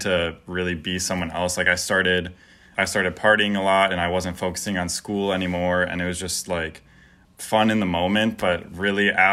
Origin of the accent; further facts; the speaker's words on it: Verona, Wisconsin, United States; I grew up in Verona, Wisconsin, which isn't too far away